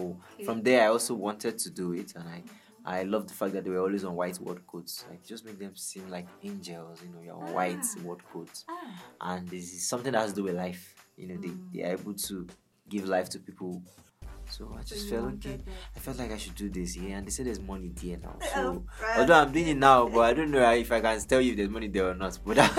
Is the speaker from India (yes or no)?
no; Lokoja, Kogi, Nigeria; I was born in Kogi State, Lokoja, you know, Nigeria.